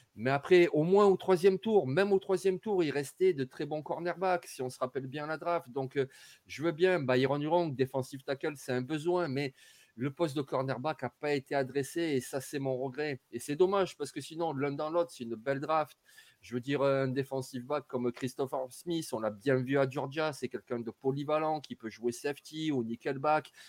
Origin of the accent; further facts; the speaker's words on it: Marseille, Provence-Alpes-Côte d'Azur, France; je suis marseillais